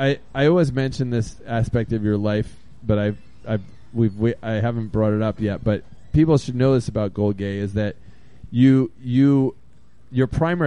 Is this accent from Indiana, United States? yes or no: no; Bend, Oregon, United States; from Bend, Oregon, and Deep Dish Donnie is a gentleman's gentleman.